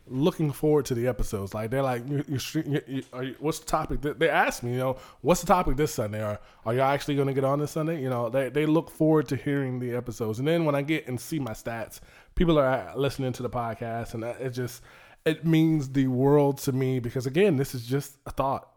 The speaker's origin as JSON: {"language": "English", "town": "Suffolk", "region": "Virginia", "country": "United States", "tie": "born or raised there", "also_born_or_lived": "Maryland", "said": "I was born in Maryland, but raised in Suffolk"}